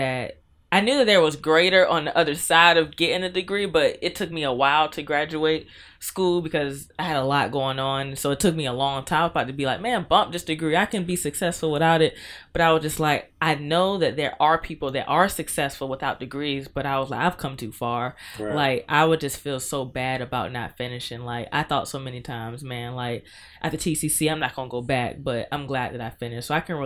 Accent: Norfolk, Virginia, United States; I was raised in Norfolk. I always am happy when I get to rep Norfolk. But yeah, I was raised in Norfolk.

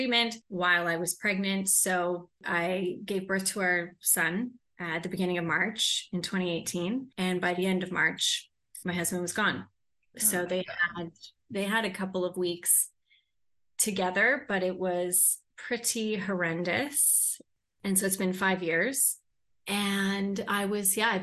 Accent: Toronto, Ontario, Canada; moved away as an adult; also born or lived in London, England; I grew up in Toronto.

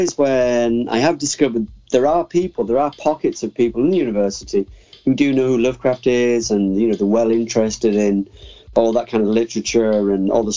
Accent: near Middlesbrough, North East England, United Kingdom; Middlesbrough, which is the big city near where I live

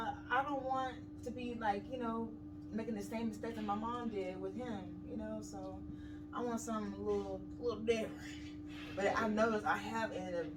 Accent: Dallas, Texas, United States; moved away as an adult; I am originally from Dallas, Texas

